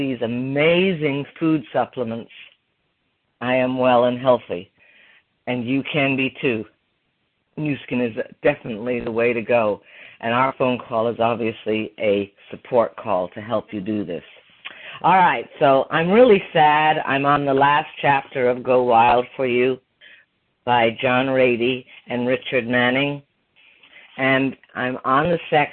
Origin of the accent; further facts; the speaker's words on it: Ireland; moved away as an adult; also born or lived in Canada; now in Plymouth, Michigan, United States; I grew up in Ireland in the 60s and I moved to Canada in the 70s and then I moved to America in the 80s